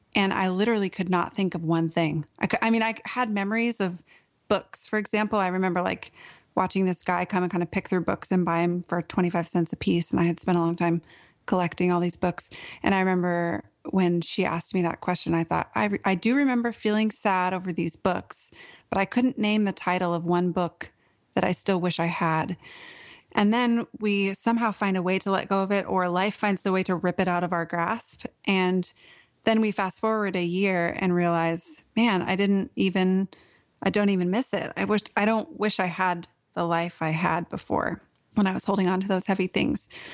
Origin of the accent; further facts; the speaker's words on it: Portland, Oregon, United States; moved away as an adult; now in Nashville, United States; I grew up in Portland, Oregon, and lived there for most of my life.